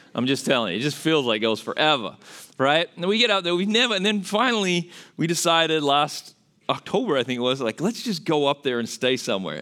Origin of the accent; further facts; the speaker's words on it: Australia; accent: Australian; moved away as an adult; now in United States; I'm originally from Australia. That's where the accent's from